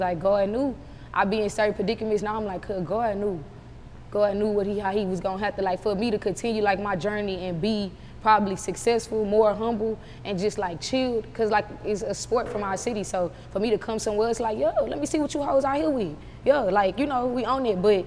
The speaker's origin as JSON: {"language": "English", "country": "United States", "said": "I'm actually from Magnolia"}